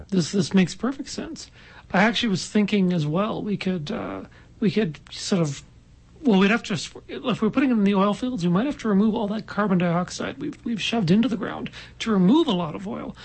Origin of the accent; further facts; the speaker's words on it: Halifax, Nova Scotia, Canada; moved away; I'm from Halifax originally